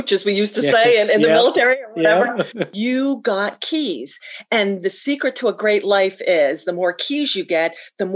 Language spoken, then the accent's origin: English; Pennsylvania, United States; moved away as an adult; also born or lived in New Mexico / Colorado; I'm from Pennsylvania